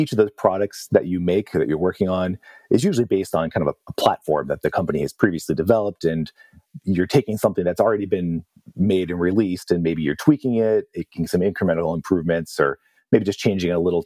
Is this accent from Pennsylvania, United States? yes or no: yes; Pittsburgh, Pennsylvania, United States; moved away; I was looking forward to going back to my hometown